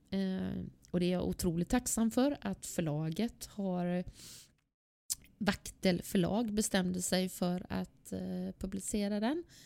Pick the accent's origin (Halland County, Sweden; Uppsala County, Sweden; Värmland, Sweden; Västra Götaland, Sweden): Västra Götaland, Sweden; Gothenburg; Jag är född och uppvuxen i Angered